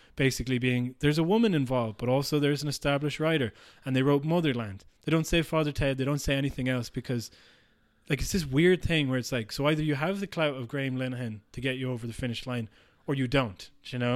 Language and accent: English; Ireland; being Irish